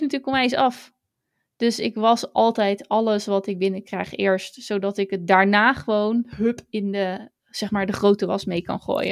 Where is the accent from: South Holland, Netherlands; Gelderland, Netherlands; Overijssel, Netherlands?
South Holland, Netherlands; Hazerswoude-Dorp; Want ja, ik kom niet uit Zoetermeer. Ik kom uit Hazerswoude dorp.